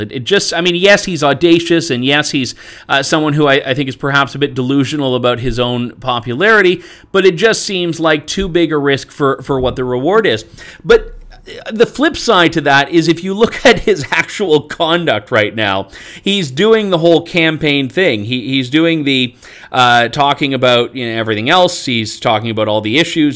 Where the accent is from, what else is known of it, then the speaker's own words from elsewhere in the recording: Canada; I'm Canadian